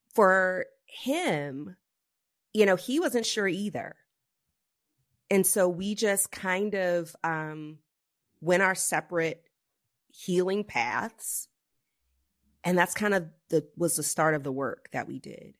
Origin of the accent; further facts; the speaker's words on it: the South, United States; I grew up in the South, um, in the eighties